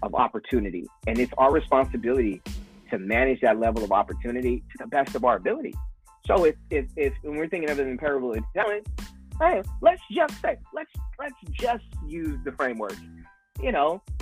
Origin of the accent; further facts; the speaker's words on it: Vallejo, California, United States; I'm from Vallejo, California